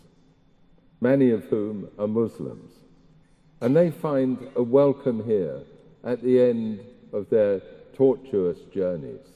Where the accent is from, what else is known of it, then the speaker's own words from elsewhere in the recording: the south of England, United Kingdom; accent: southern; moved away as an adult; now in Liverpool, United Kingdom; I came to this city, a southerner, as you can tell by my accent